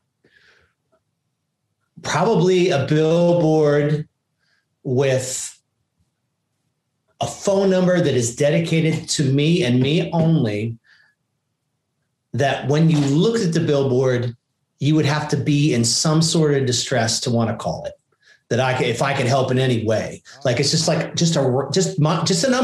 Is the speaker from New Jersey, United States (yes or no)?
yes; New Jersey, United States; now in Nashville, United States; I grew up in New Jersey right on the water, right on the beach